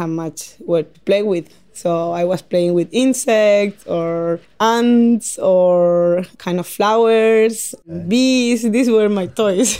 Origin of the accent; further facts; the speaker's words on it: Paraguay; English is a second language; moved away as an adult; also born or lived in Chile; now in Tasmania, Australia; I come from Paraguay.